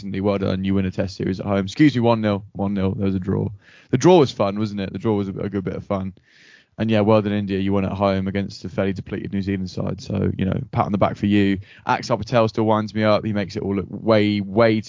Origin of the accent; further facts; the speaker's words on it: England, United Kingdom; we're English.